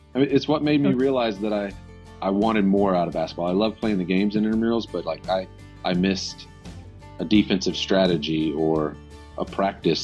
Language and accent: English; Grayson, Georgia, United States; I'm from Grayson, Georgia